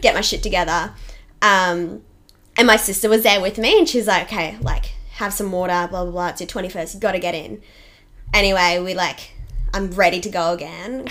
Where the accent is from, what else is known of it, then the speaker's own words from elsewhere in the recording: Toowoomba, Queensland, Australia; I grew up in Toowoomba, which is great